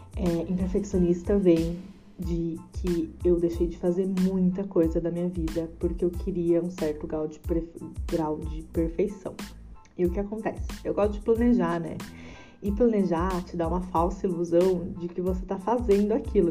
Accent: Tamandaré, Brazil; nasci e morei em Tamandaré

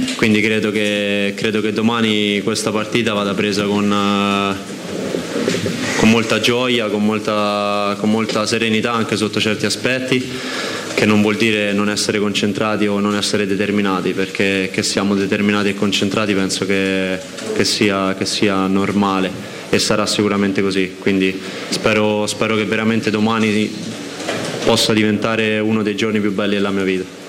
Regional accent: Rome, Lazio, Italy; sono nato a Roma

